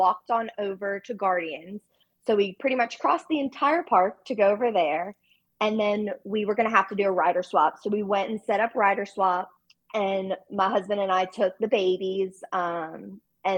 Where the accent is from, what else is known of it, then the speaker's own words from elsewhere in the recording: New Orleans, Louisiana, United States; now in Baton Rouge, United States; we're from New Orleans area.